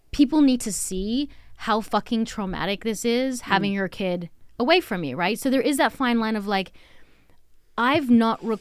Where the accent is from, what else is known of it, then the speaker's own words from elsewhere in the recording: Australia; us being Australian and like giving someone shit